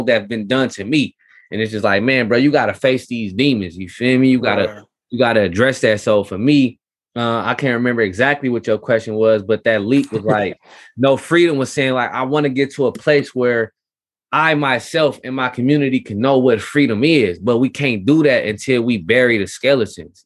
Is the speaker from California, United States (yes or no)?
yes; Richmond, California, United States; being in California, being in Richmond, California